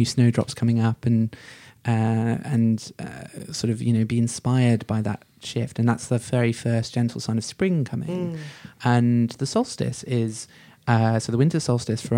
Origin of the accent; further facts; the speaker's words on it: United Kingdom; as a person who's grown up in Britain, born and brought up in Britain